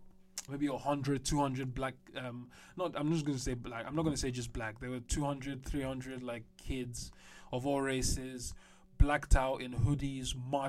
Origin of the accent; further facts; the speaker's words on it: London, United Kingdom; But when I was growing up in London, there was a lot of gang issues and violence.